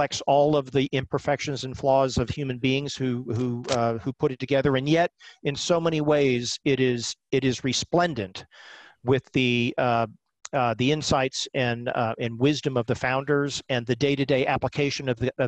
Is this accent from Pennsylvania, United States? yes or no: no; Stone Mountain, Georgia, United States; moved away; I grew up in Stone Mountain, Georgia, which is about 20 miles east of Atlanta, Georgia